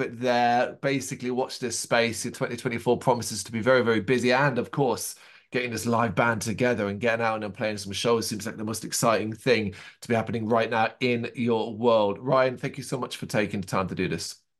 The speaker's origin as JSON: {"language": "English", "country": "Ireland", "said": "I am Irish, uh, not English"}